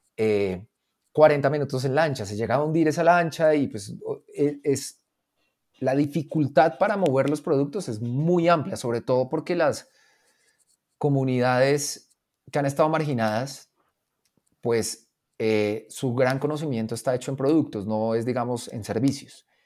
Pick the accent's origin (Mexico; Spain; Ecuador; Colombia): Colombia